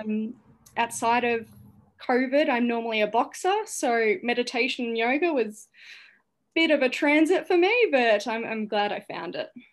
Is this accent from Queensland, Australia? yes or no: no; St Albans, Victoria, Australia; also born or lived in Cambodia; my hometown of Saint Albans